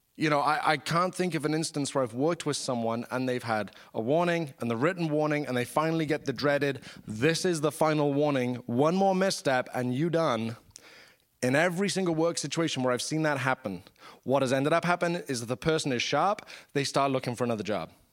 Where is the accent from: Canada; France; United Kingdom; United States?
United Kingdom; I'm British